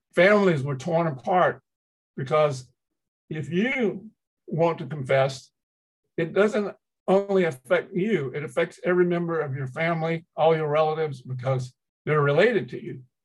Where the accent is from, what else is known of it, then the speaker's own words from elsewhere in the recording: Georgia, United States; first language Chinese; English is a second language; moved away; growing up in Georgia